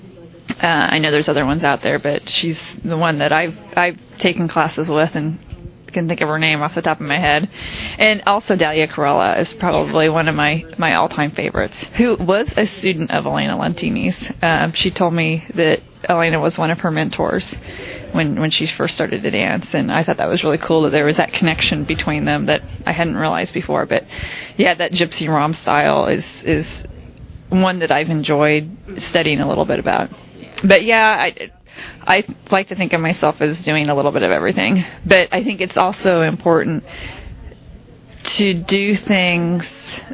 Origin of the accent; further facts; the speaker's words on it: Kansas City, United States; I'm from Kansas City